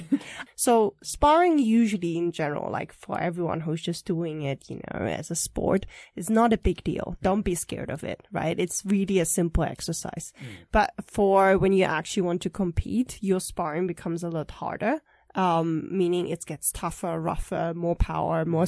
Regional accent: Germany; moved away as an adult; also born or lived in Taipei, Taiwan; now in Taiwan; I was born in Taiwan, but I grew up in Germany, and I stayed there until uh, after uni graduation

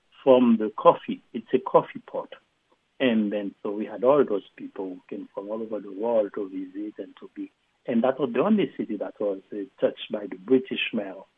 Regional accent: Jacmel, Sud-Est, Haiti; I grew up in Haiti and in Jacmel

